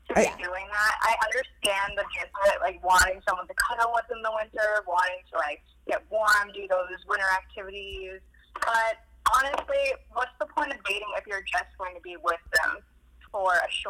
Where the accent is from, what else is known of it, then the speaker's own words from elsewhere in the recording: Merrimack, New Hampshire, United States; I'm from Merrimack, New Hampshire.